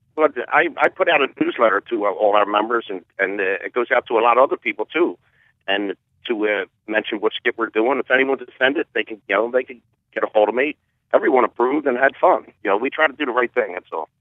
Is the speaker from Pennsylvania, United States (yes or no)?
yes; Philadelphia, Pennsylvania, United States; we're from Southwest Philly